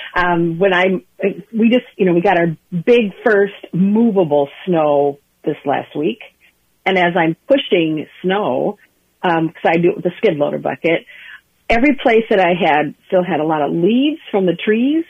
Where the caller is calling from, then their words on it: Wheeling Township, Rice County, Minnesota, United States; also born or lived in California; I'm calling you from Wheeling Township in Rice County, so an hour south of the Twin Cities and an hour to the west of Rochester.